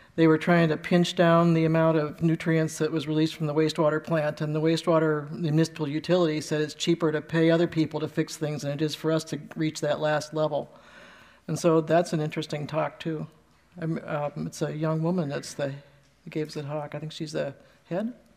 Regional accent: Ohio, United States; we're from Ohio

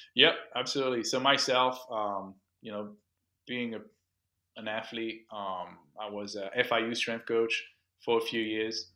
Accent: London, United Kingdom; accent: Franglish; also born or lived in Miami; now in Orlando, United States; born and raised in, in the U K, uh, London

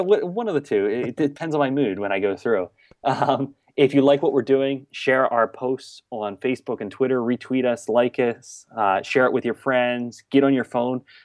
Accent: southern New Jersey, United States; also born or lived in Boston area; now in Boston, United States; I'm originally from, like, southern New Jersey, right outside of Philadelphia

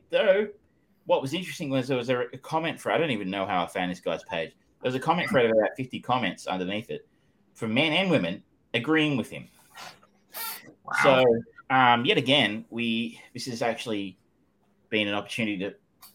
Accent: Australia; I am Australian

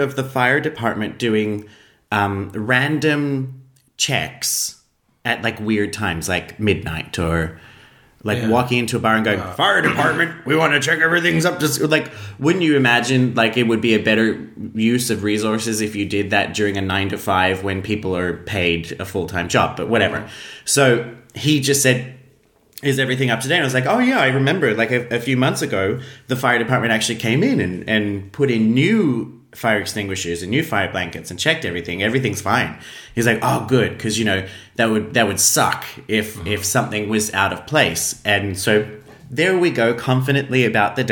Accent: Australia; now in Iceland; as an Australian

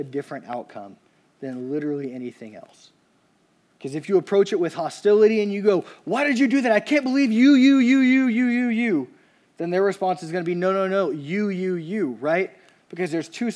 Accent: Louisiana, United States; I'm from Louisiana

